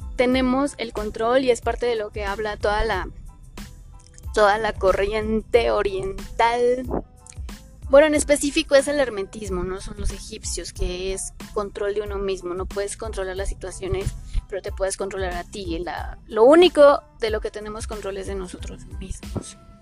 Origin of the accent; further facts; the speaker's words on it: Mexico; si somos mexicanos